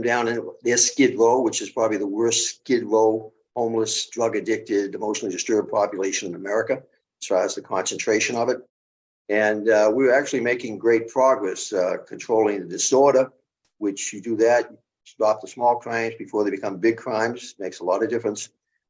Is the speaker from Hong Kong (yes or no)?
no; Boston, Massachusetts, United States; moved away as an adult; also born or lived in Los Angeles / New York City; now in Hampton Bays, United States; Born and raised in Boston, Massachusetts, that began my police career in Boston at that time, 1970, but Boston kid, Dorchester.